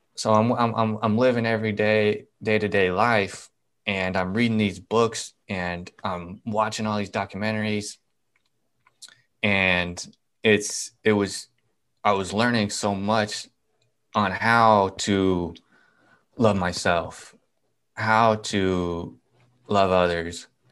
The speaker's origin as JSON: {"language": "English", "region": "Nebraska", "country": "United States", "said": "I'm from Nebraska"}